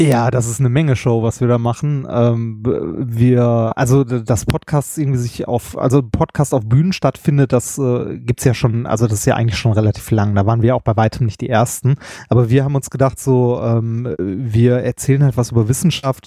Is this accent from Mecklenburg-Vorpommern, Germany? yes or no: no; Ruhr area, North Rhine-Westphalia, Germany; Ich bin ein Kind des Ruhrgebiets, was man vielleicht auch hört.